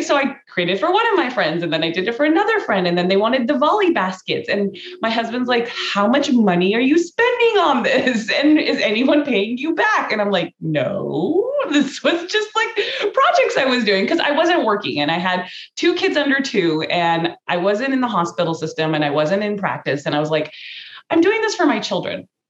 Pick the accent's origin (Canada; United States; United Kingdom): United States; Cerritos, California; I was born in Cerritos, California. I was raised in Cerritos